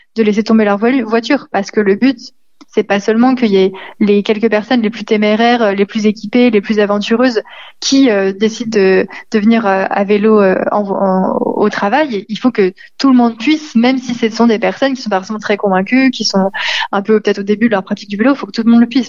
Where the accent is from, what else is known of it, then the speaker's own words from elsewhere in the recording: Lyon, Auvergne-Rhône-Alpes, France; en tant que Lyonnais